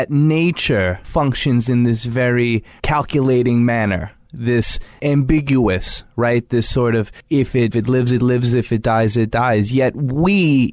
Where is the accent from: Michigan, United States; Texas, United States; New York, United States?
New York, United States; Long Island; I grew up both on Long Island as well as with farm animals